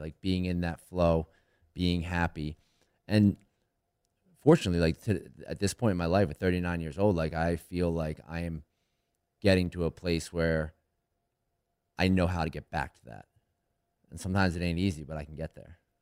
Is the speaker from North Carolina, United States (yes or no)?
no; right outside of Philadelphia, Pennsylvania, United States; I grew up right outside of Philly